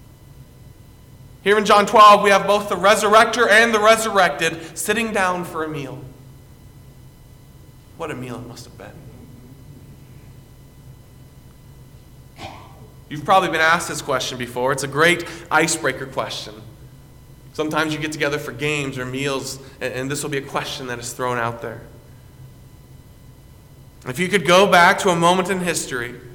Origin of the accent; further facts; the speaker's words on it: South Carolina, United States; now in Iowa, United States; someone who's from my hometown